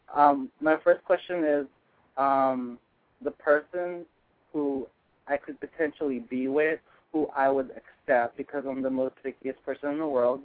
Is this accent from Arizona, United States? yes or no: no; Northern California, United States; I'm from NorCal